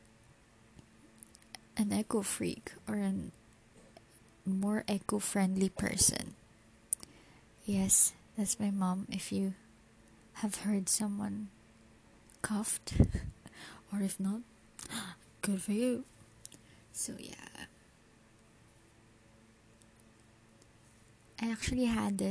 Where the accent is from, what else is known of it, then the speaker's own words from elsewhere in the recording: Philippines; As a Filipino